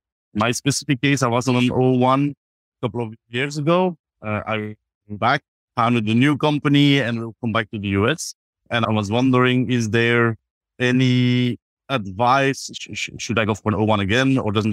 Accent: Belgium; English is a second language; I'm from Belgium.

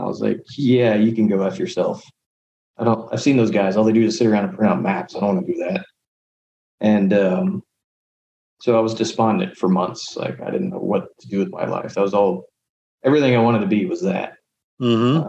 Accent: San Antonio, Texas, United States; I grew up in San Antonio

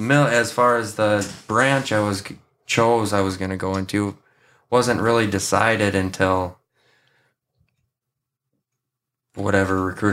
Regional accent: Gibbon, Minnesota, United States; also born or lived in New Ulm, Minnesota / Princeton, Minnesota; I grew up in down in Gibbon, Minnesota, on a family farm out there. I went to GFW.

